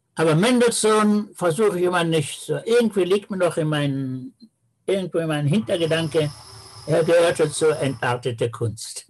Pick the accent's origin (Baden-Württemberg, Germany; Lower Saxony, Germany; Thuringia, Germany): Lower Saxony, Germany; Peine; now in Israel; meiner Geburtsstadt Peine als Jude